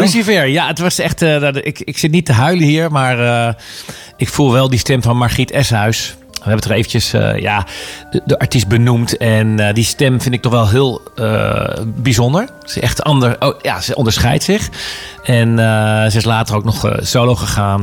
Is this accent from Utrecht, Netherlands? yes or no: yes; Houten, Utrecht, Netherlands; moved away; ik heb in Houten gewoond.